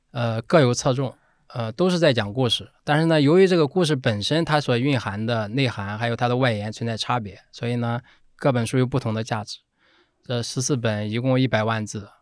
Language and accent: Chinese; Zaozhuang, Shandong, China; accent: Shandong dialect; first language Shandong dialect; moved away; 他我们都在那一起长大，从小说的就是我们家乡话，对吧？就是山东土话